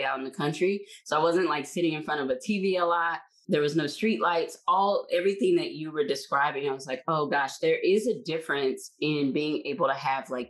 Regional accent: Tyler, Texas, United States; I grew up in East Texas, so Tyler, Texas

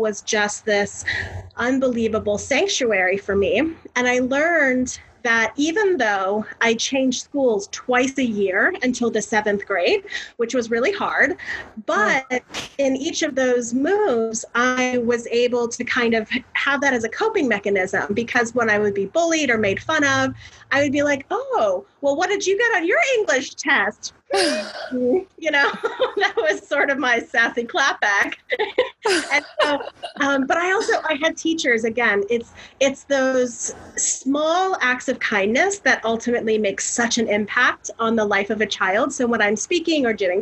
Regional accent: Florida, United States; I'm from Florida

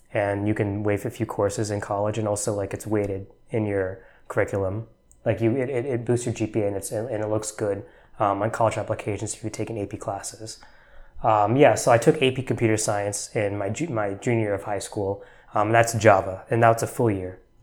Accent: New Jersey, United States; moved away as an adult; also born or lived in Texas / Atlanta, Georgia; now in Bay Area, United States; I grew up, m, uh, mostly in New Jersey, actually. That's where I went, I spent my middle school and, and high school years

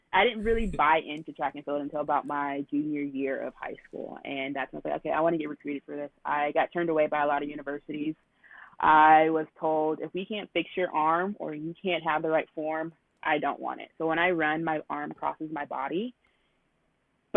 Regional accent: Texas, United States; I was born and raised in Texas

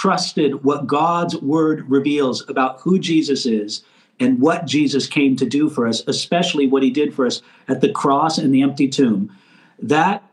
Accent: United States; I live here in America and I'm an American

